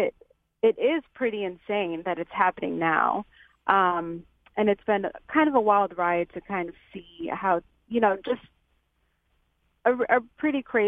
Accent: Chicago, Illinois, United States; moved away as an adult; now in Rock Island, United States; we're from Chicago

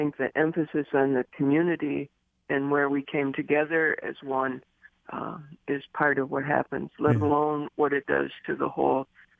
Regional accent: Detroit, Michigan, United States; I'm a Detroit resident. I was born and raised in Detroit.

